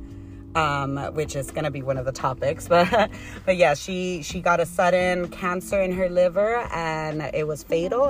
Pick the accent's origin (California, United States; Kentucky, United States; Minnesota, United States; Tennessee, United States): California, United States; San Diego; also born or lived in Tijuana / Chula Vista / National City / Imperial Beach; I was born in San Diego, Mercy Hospital, and raised in San Diego.